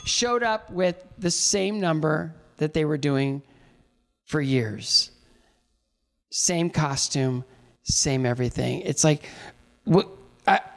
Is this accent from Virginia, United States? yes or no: no; Northwestern Ohio, United States; I grew up in Northwestern Ohio.